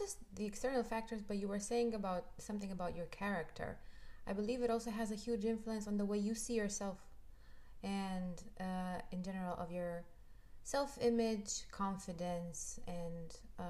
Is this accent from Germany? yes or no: no; Romania; moved away; I grew up in Romania. I learned Romanian history. I grew up amongst Romanians.